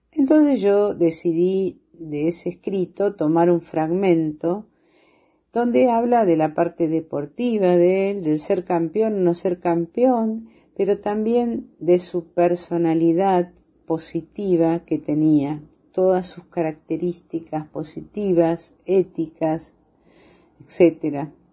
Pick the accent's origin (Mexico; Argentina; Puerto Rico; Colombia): Argentina; nuestra vida como argentinos